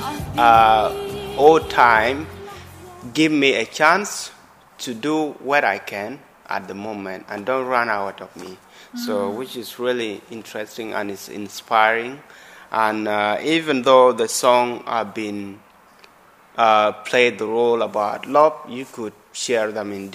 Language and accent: English; South Sudan; now in Brighton, United Kingdom; I'm from South Sudan, and we share the same language